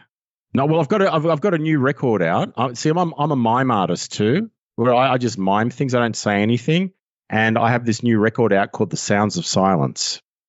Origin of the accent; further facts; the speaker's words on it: Australia; accent: Australian; I'll still have the full Australian accent.